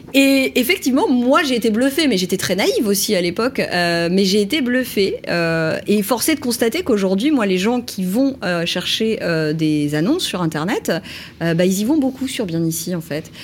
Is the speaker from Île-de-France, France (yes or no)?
yes; Paris, Île-de-France, France; je suis une pure parisienne